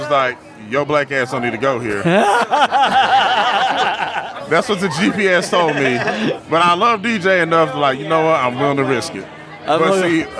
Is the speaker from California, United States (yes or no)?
no; Oak Ridge, Tennessee, United States; now in Chattanooga, United States; I was raised in Oak Ridge, Tennessee